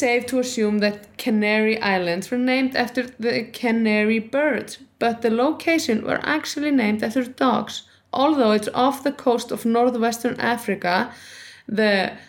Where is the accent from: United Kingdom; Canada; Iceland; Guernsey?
Iceland; I come from Iceland and people are pretty tall here.